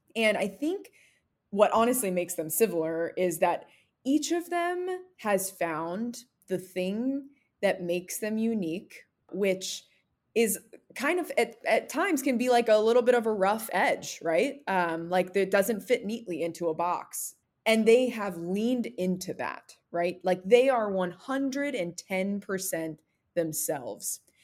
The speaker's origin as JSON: {"language": "English", "region": "American Southwest", "country": "United States", "moved": "yes", "said": "I'm originally from the American Southwest, so very, very different from inside the Beltway"}